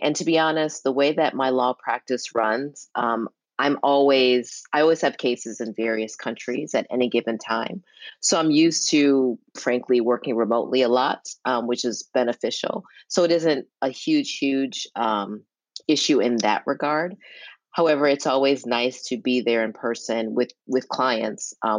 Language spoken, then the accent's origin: English; Milwaukee, Wisconsin, United States; Milwaukee is very interesting. And you know, one thing that was really cool, I think, is that I grew up in a household with very, very strict pa